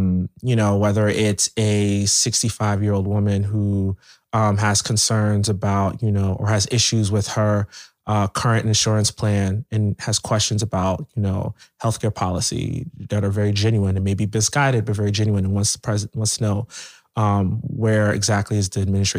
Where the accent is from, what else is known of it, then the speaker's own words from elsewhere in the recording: Camden, New Jersey, United States; born there; oh, I was born in Camden. Like, I'm like, I done seen stuff.